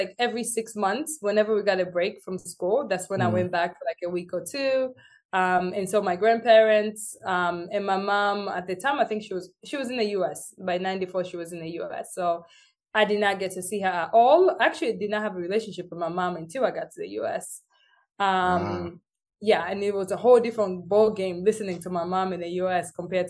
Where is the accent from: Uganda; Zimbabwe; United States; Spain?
Uganda; first language Luganda; English is a second language; especially coming in from school in Uganda. Cause I had to learn Uganda first and then learn English. So my accent was like, you couldn't even understand me.